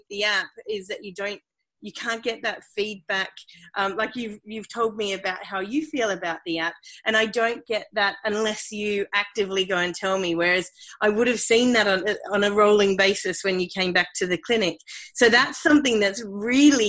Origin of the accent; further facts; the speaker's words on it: Australia; accent: Australian; moved away as an adult; also born or lived in United Kingdom; I am Australian. You might be able to hear that from my accent, but so I grew up in Australia and went to university in Australia